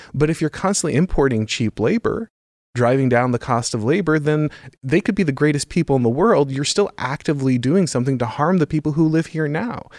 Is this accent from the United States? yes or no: yes; Florida, United States; I grew up in Florida